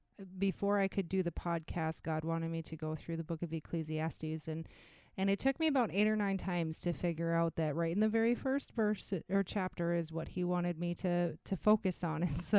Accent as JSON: {"language": "English", "region": "North Dakota", "country": "United States", "tie": "born or raised there", "said": "I grew up in North Dakota."}